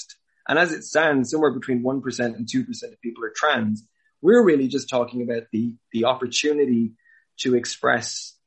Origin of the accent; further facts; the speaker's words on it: Clare, Munster, Ireland; I grew up in Ireland. I grew up in Clare